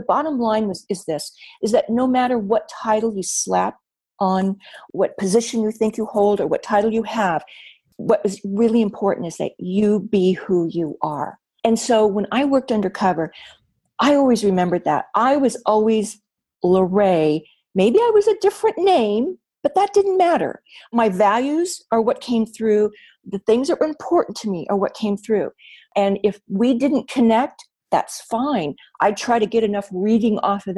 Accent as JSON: {"language": "English", "region": "Wyoming", "country": "United States", "tie": "born or raised there", "moved": "as an adult", "said": "I told them all about growing up in Wyoming"}